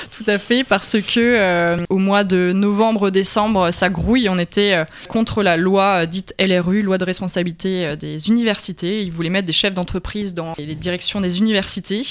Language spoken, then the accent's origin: French; Alsace, Grand Est, France; moved away; je sais que je viens d'Alsace et que euh, j'ai un fort attachement à ma famille, à l'Alsace